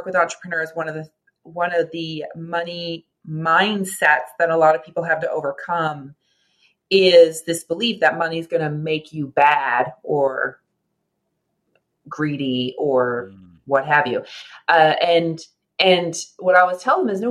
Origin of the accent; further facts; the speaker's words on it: Canada; I'm a Canadian, a proud Canadian